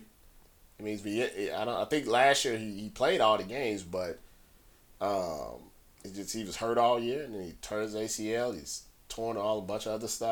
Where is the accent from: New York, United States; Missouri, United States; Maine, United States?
Missouri, United States; I'm from Missouri